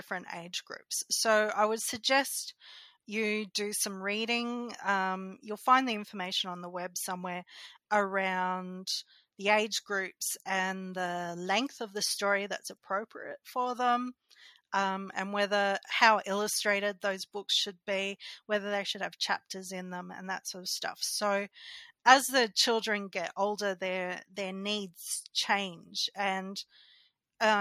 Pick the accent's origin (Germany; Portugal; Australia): Australia; regional Queensland; moved away; I was in my hometown in regional Queensland